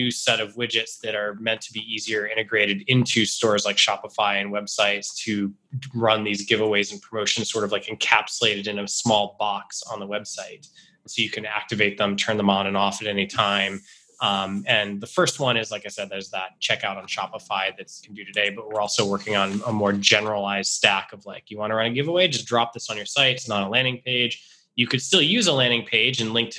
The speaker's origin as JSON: {"language": "English", "town": "Rehoboth", "region": "Massachusetts", "country": "United States", "tie": "born or raised there", "said": "my hometown in Rehoboth, Massachusetts"}